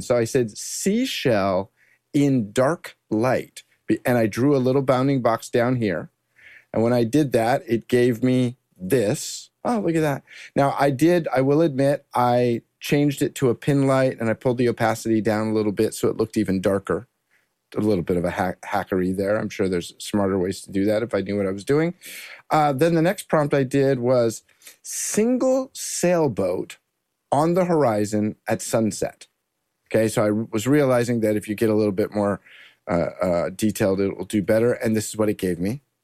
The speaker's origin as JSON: {"language": "English", "region": "Southern California", "country": "United States", "tie": "born or raised there", "said": "I grew up in Southern California"}